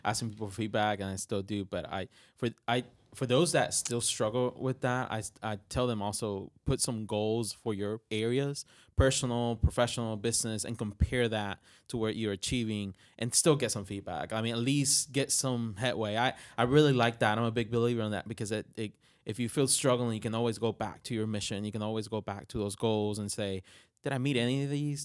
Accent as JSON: {"language": "English", "country": "Puerto Rico", "second_language": "English", "moved": "yes", "said": "I'm from Puerto Rico"}